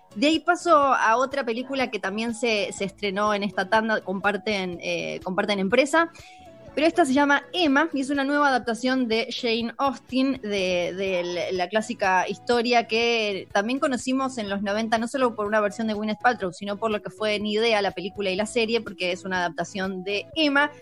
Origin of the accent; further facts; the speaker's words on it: Argentina; soy Argentina